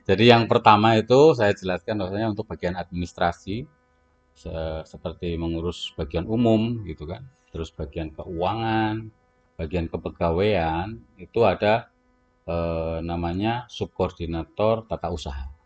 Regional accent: Central Java, Indonesia; accent: Ngapak; Iya, kalau saya ngapak moderat lah.

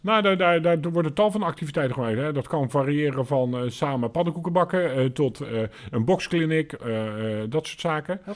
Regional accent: Alblasserdam, South Holland, Netherlands; also born or lived in Papendrecht; En zo kwam ik uiteindelijk in aanraking met Alblasserdam. En ehm, ben hier dus eigenlijk ook wel voor een deel opgegroeid

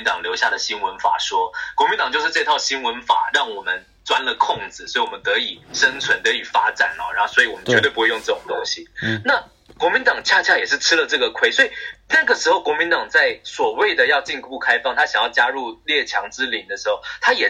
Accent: Taiwan; 我们台湾人认为言论自由是应该往百分之百的方向追求的。

